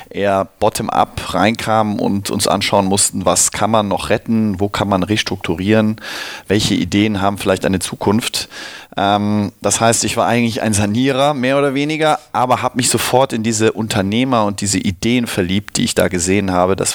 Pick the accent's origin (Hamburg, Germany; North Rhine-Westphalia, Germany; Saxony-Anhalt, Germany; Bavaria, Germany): North Rhine-Westphalia, Germany; Cologne; Wo komme ich her? Ich komme aus Köln-Nippes.